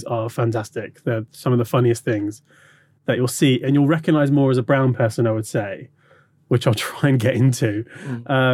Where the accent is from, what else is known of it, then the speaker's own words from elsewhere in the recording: London, United Kingdom; born and raised in London and always lived there.